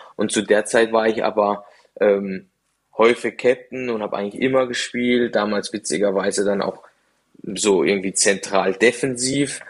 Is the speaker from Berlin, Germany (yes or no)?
no; Dreiländereck, Baden-Württemberg, Germany; also born or lived in Freiburg; now in Cologne, Germany; ich komme da ganz unten aus dem Dreiländereck